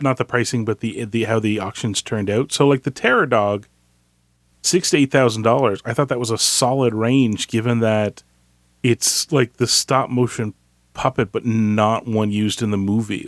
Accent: Canada; I'm Canadian

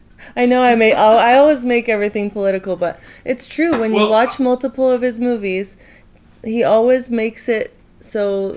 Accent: St. Helens, Oregon, United States; my hometown in St. Helens, Oregon.

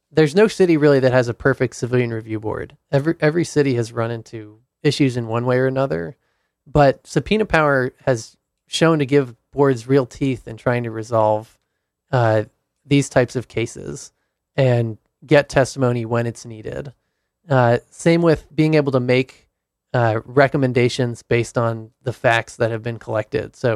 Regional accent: Providence, Rhode Island, United States; Rhode Island.

